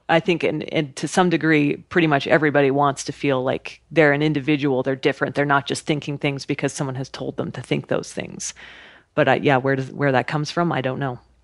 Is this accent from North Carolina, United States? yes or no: no; Idaho, United States; I grew up in Idaho, camping and hiking and being outside